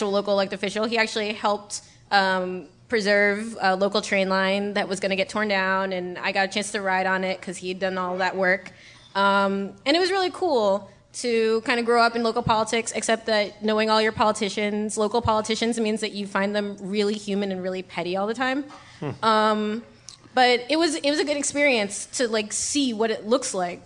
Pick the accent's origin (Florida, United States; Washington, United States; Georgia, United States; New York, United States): New York, United States; I was born and raised in New York.